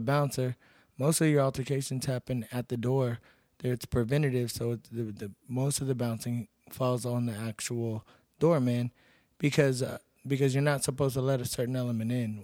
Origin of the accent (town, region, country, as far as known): Seguin, Texas, United States; born or raised there; moved away as an adult; also born or lived in Cedar Park, Texas; now in Pflugerville, United States